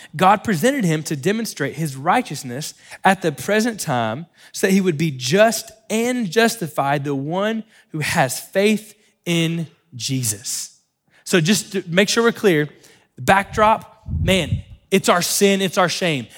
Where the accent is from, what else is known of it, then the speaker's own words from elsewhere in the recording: Florida, United States; we grew up in Florida